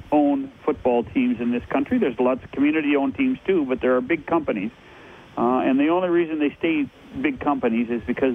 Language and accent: English; British Columbia, Canada; now in Southern Ontario, Canada; growing up in British Columbia